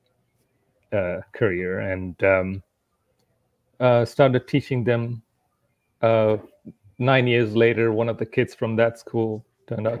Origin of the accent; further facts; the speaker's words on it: India; moved away as an adult; now in Costa Rica; I grew up in India.